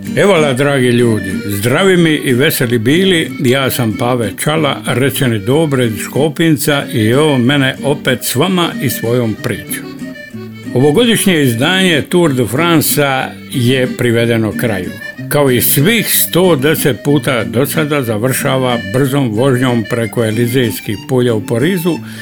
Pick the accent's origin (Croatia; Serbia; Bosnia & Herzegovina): Croatia; Šibenik, Šibenik-Knin County; Kod nas u Šibeniku